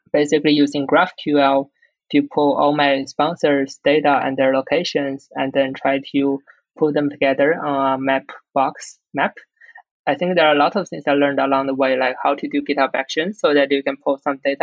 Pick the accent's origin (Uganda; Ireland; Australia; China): China; English is a second language; I speak Chinese, of course. I'm born in China